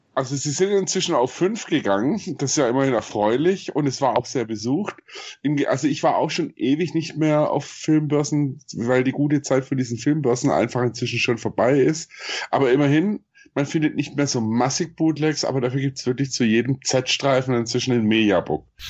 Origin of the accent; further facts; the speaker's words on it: Swabia, Germany; accent: Swabian; ich bin Schwabe, also ich hab einen Sch- Akzent